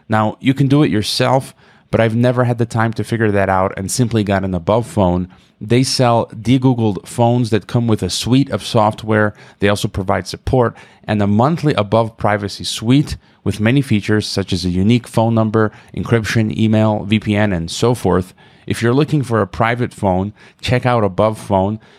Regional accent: United States; Myself as an American

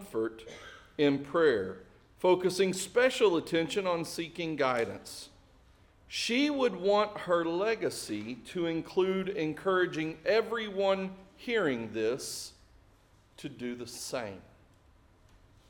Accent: Springdale, United States; my hometown, which is just south of here, Springdale

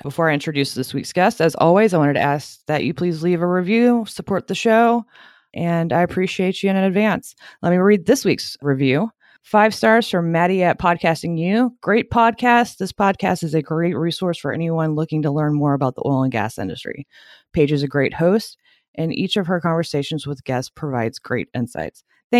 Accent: Louisiana, United States; I'm from Louisiana as well.

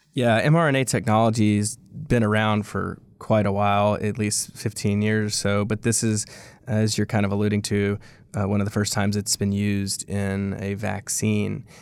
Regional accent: Louisiana, United States; I'm from Louisiana, I'm from here, I was born and raised in this state

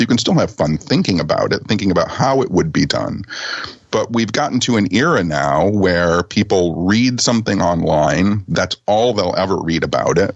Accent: Detroit, Michigan, United States; I was a punk rock kid living on the outskirts of Detroit

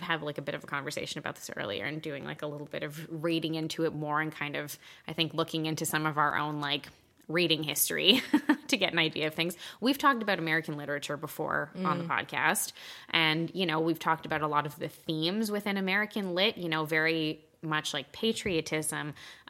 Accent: Quebec, Canada; So both of us are born and raised in Quebec.

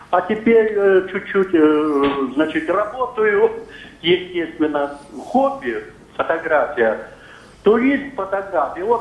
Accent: Belovo, Kemerovo Oblast, Russia; Родом я с Сибири, города Белова.

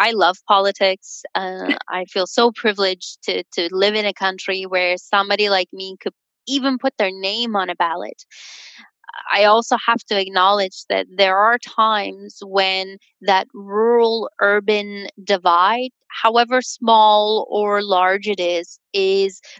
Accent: Canada; as a Canadian

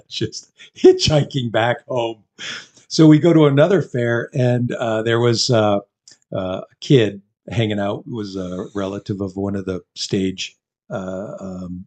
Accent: Canada; being Canadian

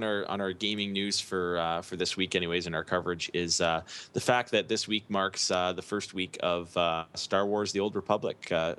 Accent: Canada; As a Canadian, you know, one thing that you keep hearing up here

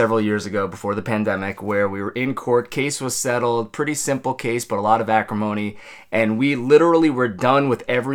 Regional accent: Long Island, New York, United States; moved away as an adult; also born or lived in Queens; now in New Jersey, United States; I grew up on Long Island

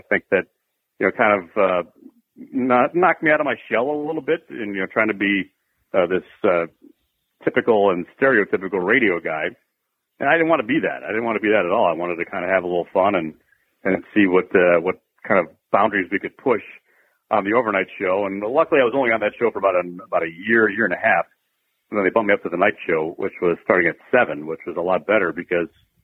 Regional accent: Chicago, Illinois, United States; I moved back to my hometown, Chicago

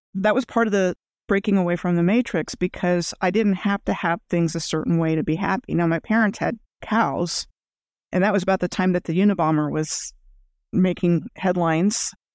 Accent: Rockville, Maryland, United States; moved away as an adult; also born or lived in Gaithersburg, Maryland / Germany / New Mexico / Fairbanks, Alaska; I grew up outside of Washington, D C, in a place called Rockville, Maryland.

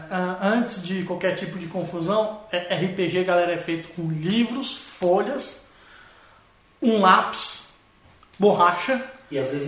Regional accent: Araraquara, São Paulo, Brazil; A gente vem de Araraquara, cidade que nunca dorme.

